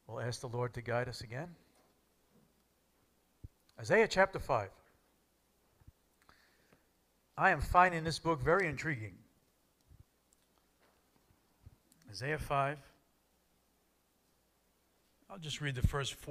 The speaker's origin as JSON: {"language": "English", "town": "New York City", "region": "New York", "country": "United States", "tie": "born or raised there", "also_born_or_lived": "Lake Ronkonkoma, New York", "said": "I was born in the Bronx in 1962 to a stable family."}